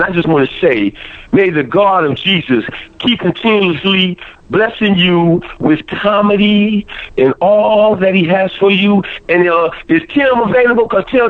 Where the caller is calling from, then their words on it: Toledo, Ohio, United States; I'm calling from the Glass City, Toledo, Ohio.